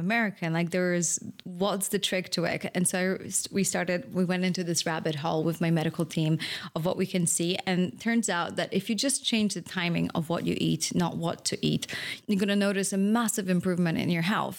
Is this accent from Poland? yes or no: yes; Poland; moved away; I grew up in Poland